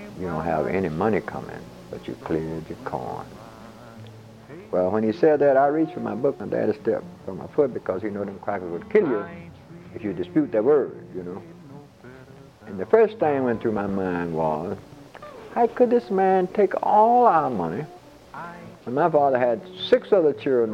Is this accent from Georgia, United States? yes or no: yes; Coffee County, Georgia, United States; I was born in Coffee County, Georgia